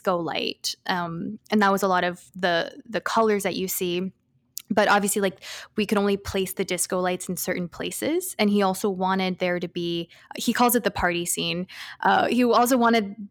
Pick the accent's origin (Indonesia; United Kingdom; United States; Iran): United States; New Orleans, Louisiana; I'm also from New Orleans